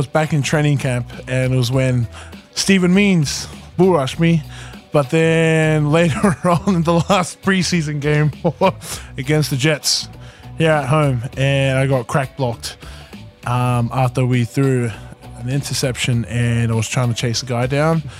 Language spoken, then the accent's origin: English; Australia; I'm Australian.